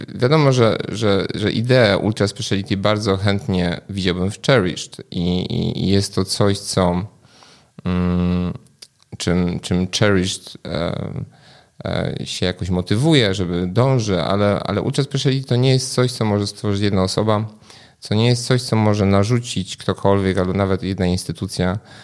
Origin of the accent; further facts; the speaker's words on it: Poland; also born or lived in England; dorastałem w Polsce